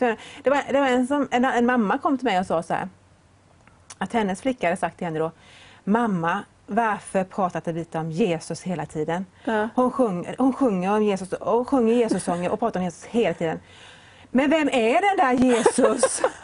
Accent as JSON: {"language": "Swedish", "town": "Vetlanda", "region": "Jönköping County", "country": "Sweden", "tie": "born or raised there", "also_born_or_lived": "Öland", "said": "Jag var på ett möte hemma i Vetlanda"}